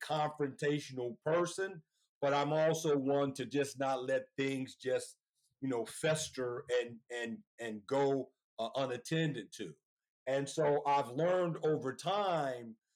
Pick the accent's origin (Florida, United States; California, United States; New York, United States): California, United States; Oakland; now in Sacramento, United States; I grew up in Oakland, California.